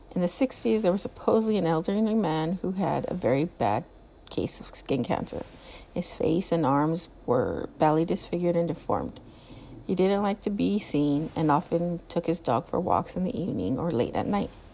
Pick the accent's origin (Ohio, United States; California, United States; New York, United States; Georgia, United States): California, United States; Southern; I'm from California. I'm from Southern California. I'm not from Northern California